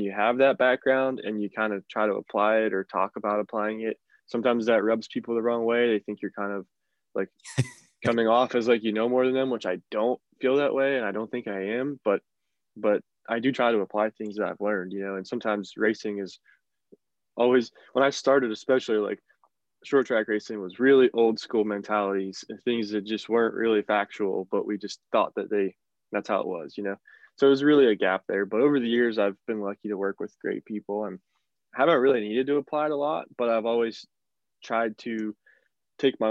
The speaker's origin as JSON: {"language": "English", "region": "Northern West Virginia", "country": "United States", "tie": "born or raised there", "said": "I'm from Northern West Virginia, which is, not a lot of racing around there. There's some dirt racing, but there's really no asphalt racing, never has been. But really how I got into racing was, growing up in West Virginia"}